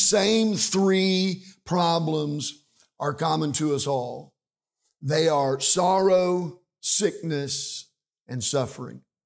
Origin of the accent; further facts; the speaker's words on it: Liberal, Kansas, United States; we're from Kansas